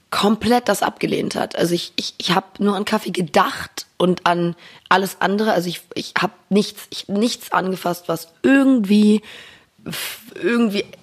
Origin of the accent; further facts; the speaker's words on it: Berlin, Germany; accent: Berliner Schnauze; Ich bin in Berlin geboren, aufgewachsen